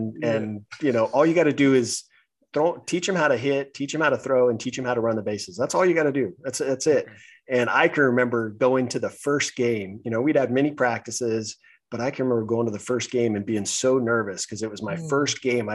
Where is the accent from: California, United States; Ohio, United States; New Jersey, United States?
California, United States; I'm born and raised in California.